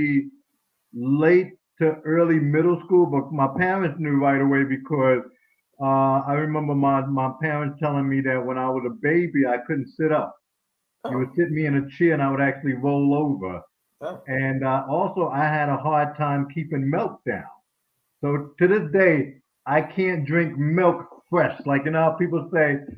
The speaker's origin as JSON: {"language": "English", "region": "New York", "country": "United States", "tie": "born or raised there", "said": "growing up in New York school"}